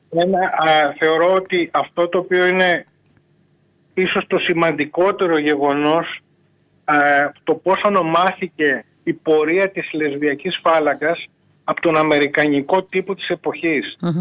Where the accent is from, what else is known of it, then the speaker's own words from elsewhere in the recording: Greece; now in Lesbos, Greece; κινδυνεύσαμε σαν Έλληνες στα, σημεία που, στα νησιά που ζούμε